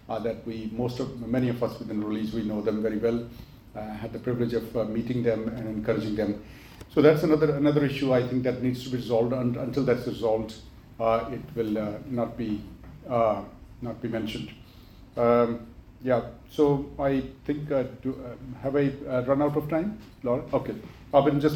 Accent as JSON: {"language": "English", "country": "Pakistan", "tie": "born or raised there", "moved": "as an adult", "lives_now": "United Kingdom", "said": "I was born and raised in Pakistan. I came to this country a while ago, and I came to study"}